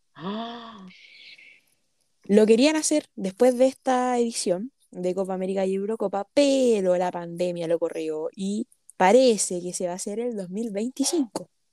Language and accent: Spanish; Chile; also born or lived in Brazil; como chileno